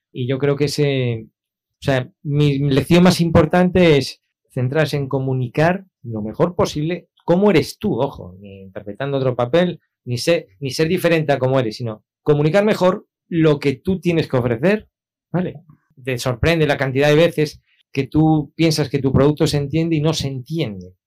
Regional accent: A Coruña, Galicia, Spain; moved away as an adult; now in Canary Islands, Spain; yo vengo de Coruña, yo nací en Coruña y allí viví hasta los veintipico años. Aquí en Canarias ya llevo veinte.

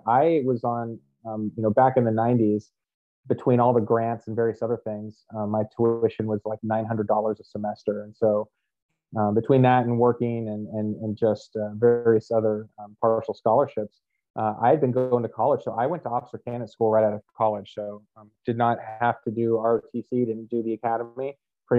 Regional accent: Menlo Park, California, United States; moved away as an adult; also born or lived in Arizona; now in Washington, United States; I was born and raised in Northern California, Menlo Park, just about 2-minute bike ride or so from Stanford campus

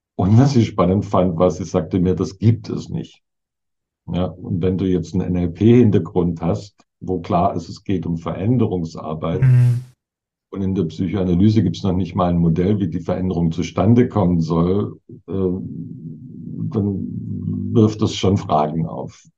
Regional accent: Southern Germany, Germany; moved away; Süddeutschland, wo ich herkomme

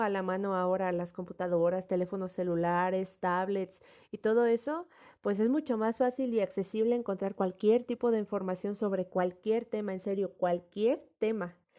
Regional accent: Mexico; nuestra identidad como mexicanos

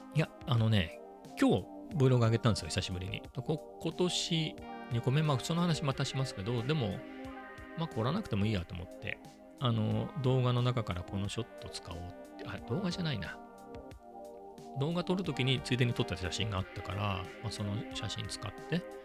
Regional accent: Ibaraki, Japan; 地元、本当の田舎の茨城で言えば、遅いなっていうところです

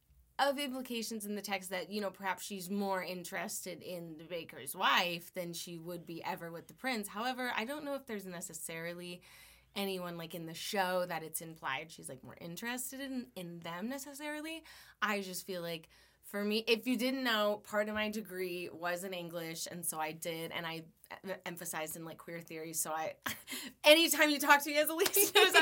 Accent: Las Vegas, Nevada, United States; born there; So I was born in Las Vegas.

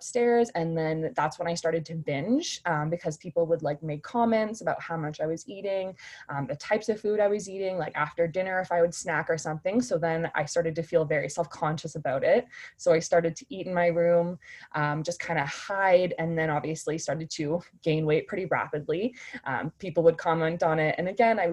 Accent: Oshawa, Ontario, Canada; also born or lived in North Bay, Canada / Ottawa, Canada; now in Brandon, Canada; I'm just recently living in Brandon, Manitoba, but I'm originally from Oshawa, so south of Toronto.

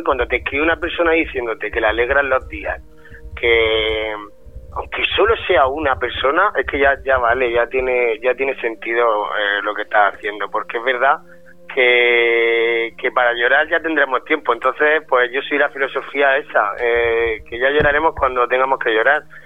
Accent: Region of Murcia, Spain; accent: Murcian; a los murcianos nos gusta mucho nuestro acento y estamos como muy orgullosos de nuestra tierra

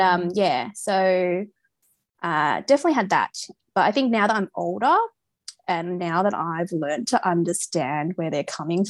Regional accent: Melbourne, Victoria, Australia; I'm from Australia. I was born in Melbourne. I'm Asian Australian, so I have my ethnicity is Chinese.

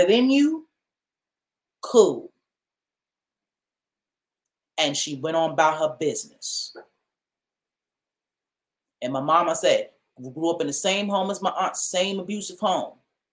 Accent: New York City, New York, United States; Jamaica Avenue, I grew up in the Farmers Market.

